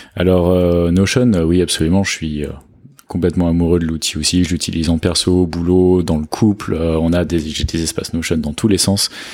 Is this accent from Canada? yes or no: no; France; moved away as an adult; also born or lived in London / England; now in Lisbon, Portugal; je suis français, euh, j'ai 30 ans, euh, j'habite à Lisbonne